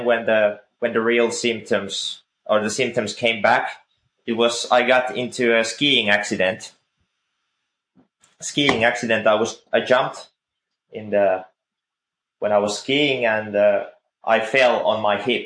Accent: Finland; I'm from Finland

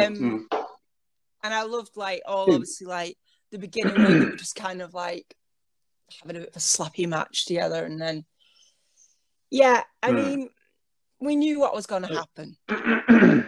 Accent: England, United Kingdom; as a British person, or English person

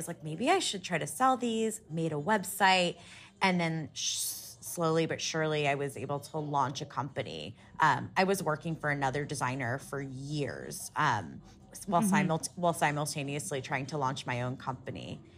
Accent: Columbus, Ohio, United States; Well, we're from Ohio, from Columbus, Ohio

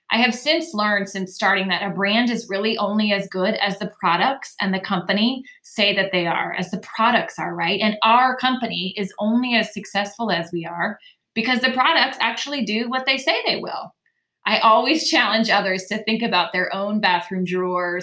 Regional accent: Dayton, Ohio, United States; now in Waxhaw, United States; I'm originally from Dayton, Ohio, which means I say you guys instead of y'all. I'm a true Midwest girl at heart

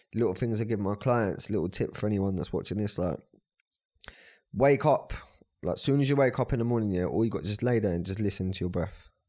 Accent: Brighton, South East England, United Kingdom; I'm from Brighton

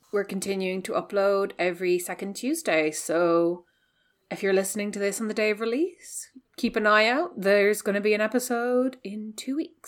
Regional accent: west of Ireland, Ireland; I'm also from the West, um, you know, I was raised

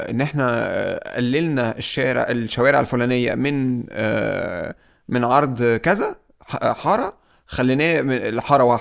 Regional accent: Egypt

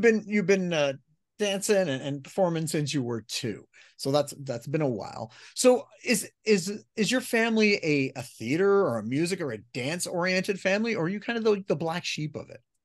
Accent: Canada; As a Canadian

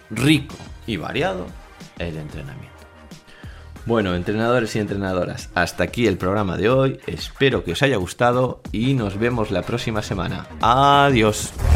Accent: Vigo, Galicia, Spain; yo soy de Vigo

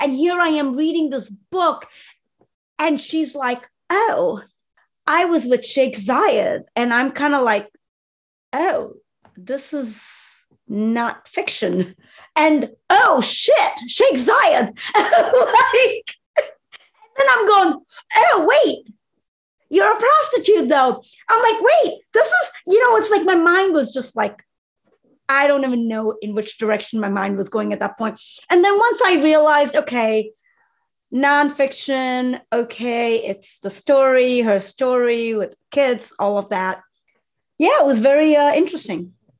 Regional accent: Dubai, United Arab Emirates; I grew up in Dubai for high school.

